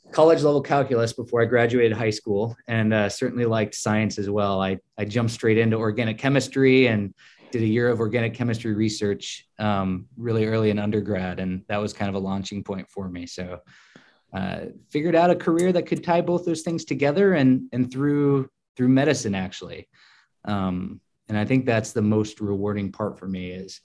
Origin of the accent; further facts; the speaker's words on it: Adel, Iowa, United States; moved away as an adult; also born or lived in New York; now in Lincoln, Nebraska, United States; Midwesterner to the core. So I grew up in Adel, Iowa, which is a little town just west of Des Moines